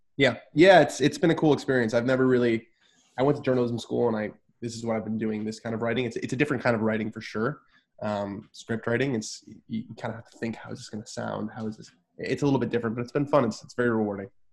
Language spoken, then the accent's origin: English; Southern California, United States; I'm from Southern California as well